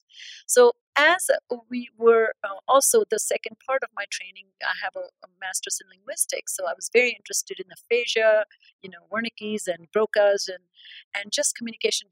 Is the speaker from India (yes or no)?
yes; India; moved away as an adult; I'm born and raised in India. I had my training in India